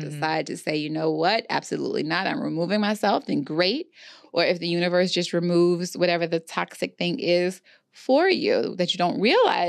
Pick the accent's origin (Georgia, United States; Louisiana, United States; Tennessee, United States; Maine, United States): Louisiana, United States; New Orleans; And I'm also from Louisiana, so, you know, the New Orleans area, and we just, that's how I was raised.